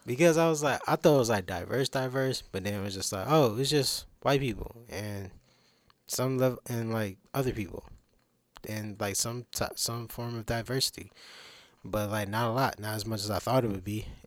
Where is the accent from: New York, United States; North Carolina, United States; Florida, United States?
North Carolina, United States; Durham; I'm from Durham, North Carolina, nine one nine